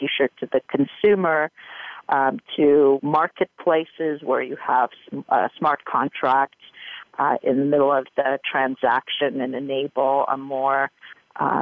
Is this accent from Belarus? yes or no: no; Timișoara, Timiș County, Romania; Romania, in my hometown of Timișoara